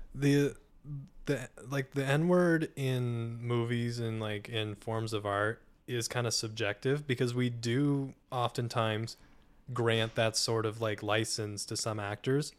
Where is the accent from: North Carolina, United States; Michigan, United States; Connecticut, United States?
Connecticut, United States; Hartford; I grew up in Hartford, Connecticut.